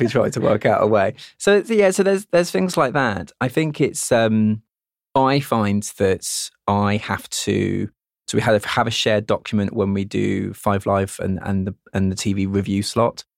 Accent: United Kingdom; being British where we're modest about things

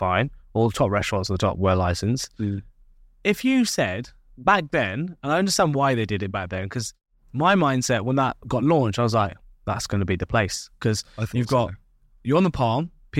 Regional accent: United Kingdom; Being British, we like to have a drink with our food.

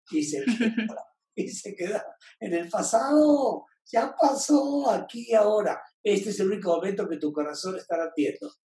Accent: Venezuela; De Venezuela.

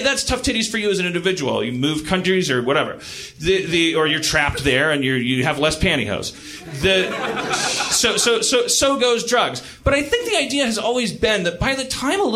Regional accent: United States; I'm an American

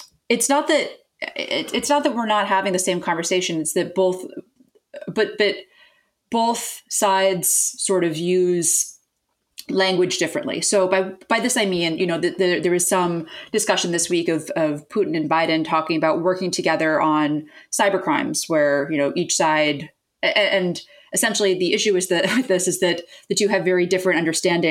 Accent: United States; as an American

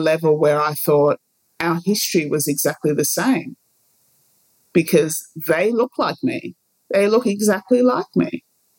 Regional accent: Ghana; And I do know where I'm from. I'm from Ghana. I was born in Ghana.

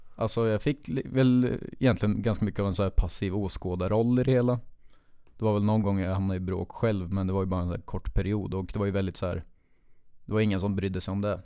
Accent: Finspång, Östergötland, Sweden; jag växte upp i Finspång

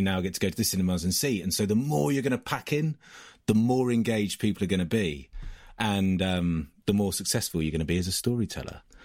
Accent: Ringwood, South East England, United Kingdom; the town that I'm from is a place called Ringwood in the New Forest, which is as English as it can possibly get.

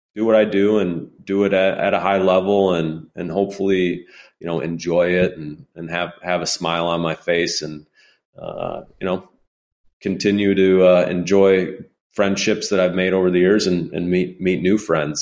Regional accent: Illinois, United States; my home state where I've lived damn near my whole life

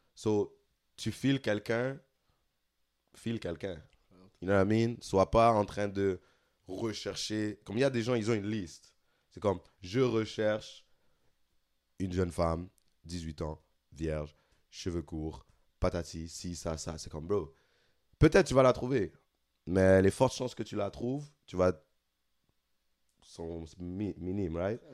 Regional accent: Senegal; now in Montreal, Canada; en tant que Sénégalais

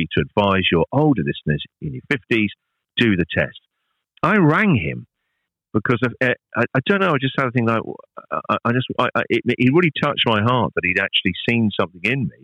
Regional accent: United Kingdom; moved away as an adult; now in Australia

